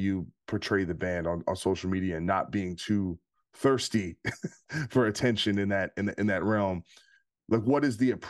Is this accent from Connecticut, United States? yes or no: no; New Jersey, United States; I'm from Jersey.